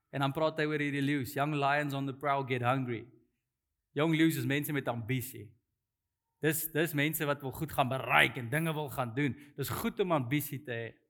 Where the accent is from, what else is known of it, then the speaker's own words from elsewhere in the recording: South Africa; as 'n Afrikaner